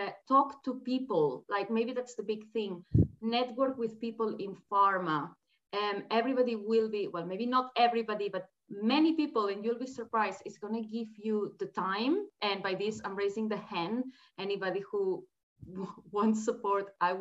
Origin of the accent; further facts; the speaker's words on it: Spain; moved away as an adult; also born or lived in Australia; now in United Kingdom; I am from Spain